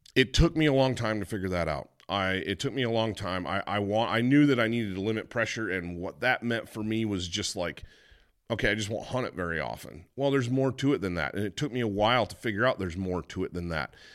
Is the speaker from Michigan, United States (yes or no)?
yes; Michigan, United States; Growing up in Michigan